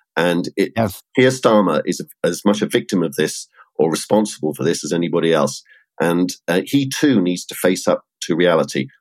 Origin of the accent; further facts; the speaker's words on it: United Kingdom; as a Brit